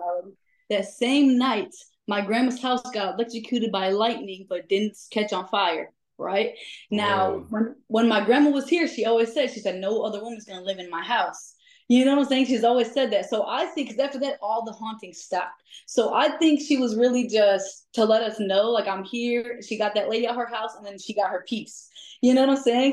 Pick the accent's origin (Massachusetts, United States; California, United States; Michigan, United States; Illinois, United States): Illinois, United States; DeKalb; I'm from Chicago, the suburbs. So I'm from DeKalb